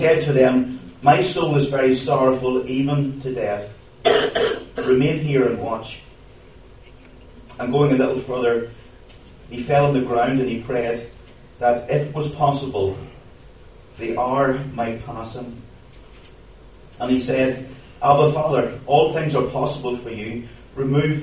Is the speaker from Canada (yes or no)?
no; County Tyrone, Northern Ireland, United Kingdom; I come from Tyrone. I've lived there my whole life